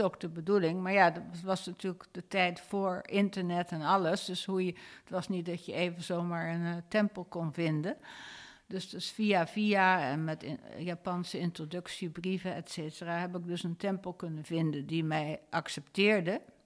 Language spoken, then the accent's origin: Dutch; Rotterdam, South Holland, Netherlands; moved away; also born or lived in San Francisco, United States; Ik ben in Rotterdam opgegroeid.